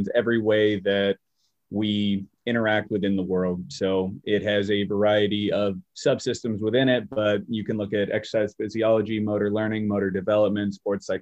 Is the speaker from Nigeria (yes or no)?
no; Bay Area, California, United States; moved away as an adult; now in Springfield, United States; So I'm originally from the Bay Area, California, which is just a little south of San Francisco. I stayed there for about 28 years of my life before I headed out here to Massachusetts.